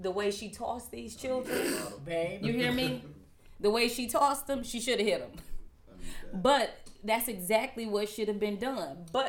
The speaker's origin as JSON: {"language": "English", "town": "Manhattan", "region": "New York", "country": "United States", "said": "I'm from Manhattan."}